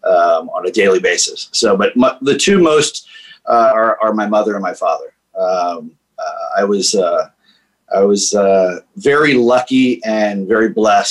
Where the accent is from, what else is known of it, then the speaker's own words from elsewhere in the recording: Washington, District of Columbia, United States; moved away; also born or lived in Northern Virginia / Los Angeles; Born and raised in Washington, D.C., 52 years old.